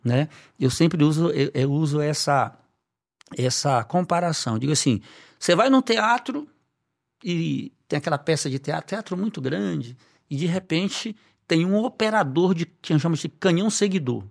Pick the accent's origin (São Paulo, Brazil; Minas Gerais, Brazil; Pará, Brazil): Pará, Brazil; Belém; moved away; eu morava ainda em Belém, que é minha cidade natal